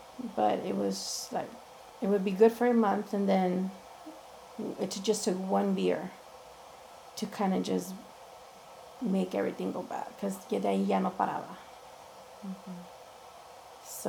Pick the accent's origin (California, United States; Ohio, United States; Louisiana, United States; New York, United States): California, United States; Los Angeles; I was born and raised in East LA. Went to First Street School, went to Hollenbeck for a year. Parents got divorced when I was 13, so then I moved to this side of town, to City Terrace side.